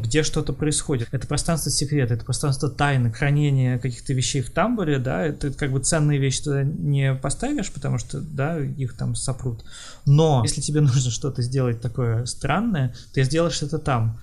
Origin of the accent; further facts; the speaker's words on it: Kharkiv, Kharkiv Oblast, Ukraine; я из Харькова